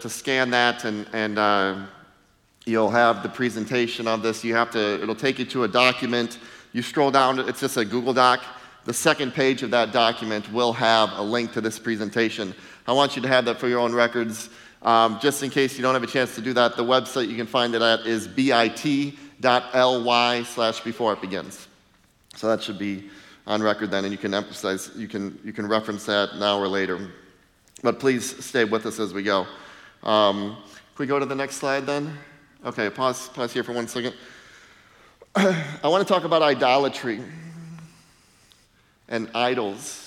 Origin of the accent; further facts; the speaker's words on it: Ohio, United States; moved away as an adult; also born or lived in Minnesota / Michigan; I spent the first 30 years of my life in Ohio